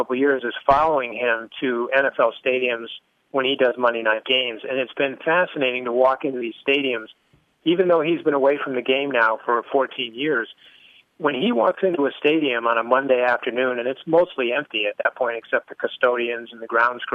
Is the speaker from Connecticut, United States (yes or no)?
yes; Connecticut, United States; I grew up in Connecticut.